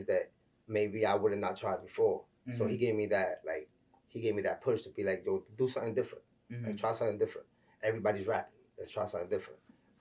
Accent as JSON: {"language": "English", "town": "New York City", "region": "New York", "country": "United States", "tie": "born or raised there", "said": "I'm from the Bronx, New York, you know what I'm saying? Raised in Marble Hill Projects"}